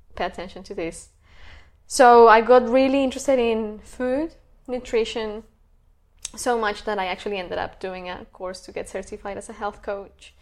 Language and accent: English; Bogota, Bogotá Capital District, Colombia; moved away as an adult; now in Sydney, Australia; I come from Colombia, uh, from Bogota